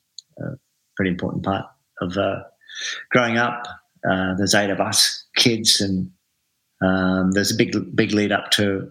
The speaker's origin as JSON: {"language": "English", "town": "Adelaide", "region": "South Australia", "country": "Australia", "tie": "born or raised there", "moved": "yes", "lives_now": "Melbourne, Australia"}